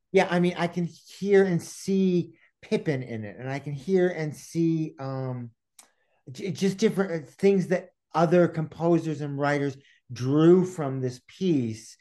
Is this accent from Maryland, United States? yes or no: yes; Baltimore, Maryland, United States; now in Provincetown, United States; I grew up outside of Baltimore